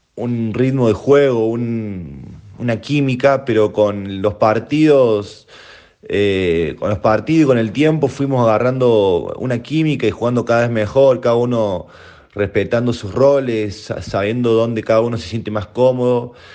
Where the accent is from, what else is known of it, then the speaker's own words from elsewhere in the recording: Córdoba, Argentina; moved away as an adult; now in Spain; yo vengo de Argentina